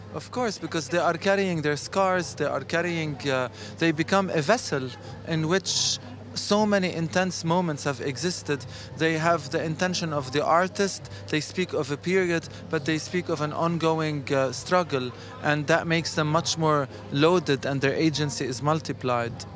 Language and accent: English; Lebanon; now in Lyon, France; I am actually from Lebanon